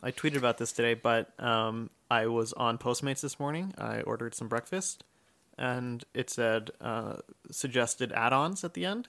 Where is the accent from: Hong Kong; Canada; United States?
United States; I'm American